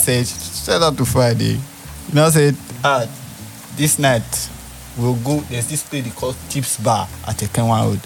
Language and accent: English; Benin City, Edo, Nigeria; I grew up in Upper Sakumba in Benin.